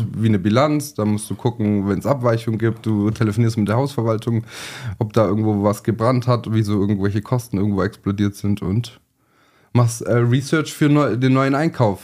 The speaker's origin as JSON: {"language": "German", "town": "Sindelfingen", "region": "Baden-Württemberg", "country": "Germany", "tie": "born or raised there", "said": "geboren in Sindelfing, ähm, von der Hauptschule alle Schulen nachgeholt"}